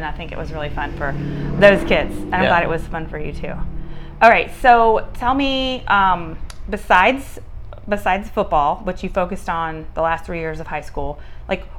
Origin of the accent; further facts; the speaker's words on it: Texas, United States; I'm from Texas, born and raised